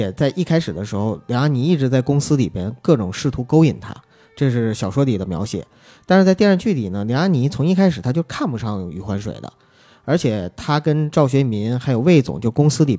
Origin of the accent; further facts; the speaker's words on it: Northeast China, China; 因为我们东北话说就蹭秃噜皮了